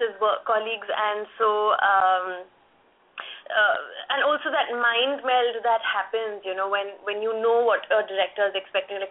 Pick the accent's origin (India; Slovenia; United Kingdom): India; as Indians, you use the English language in a certain way